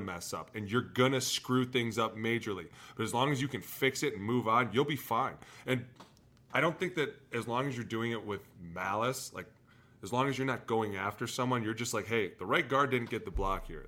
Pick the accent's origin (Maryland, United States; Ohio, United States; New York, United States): Ohio, United States; Cleveland; I'm from Cleveland.